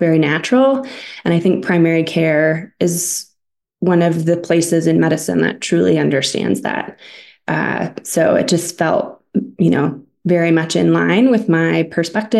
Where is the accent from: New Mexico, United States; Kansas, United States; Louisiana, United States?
New Mexico, United States; Taos; also born or lived in California; now in Albuquerque, United States; I was born in California, but called Taos home. It's where my parents currently live and where I graduated from high school